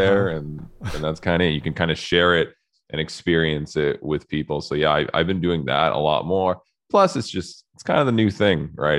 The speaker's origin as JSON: {"language": "English", "country": "Canada", "said": "I'm Canadian"}